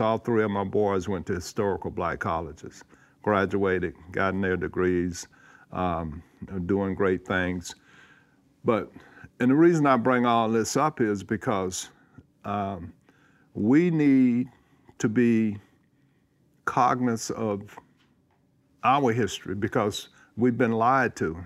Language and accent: English; Georgia, United States; moved away as an adult; growing up in Georgia